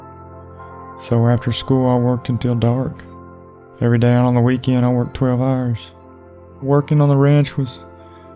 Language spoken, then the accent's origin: English; Texas, United States; also born or lived in McKinney, Texas; I was born in McKinney, Texas, Collin County. Where was I raised? Pretty much anywhere you can think of in Texas, I've been there